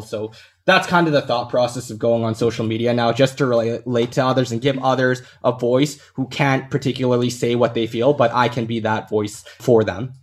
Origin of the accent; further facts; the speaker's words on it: Canada; born in Canada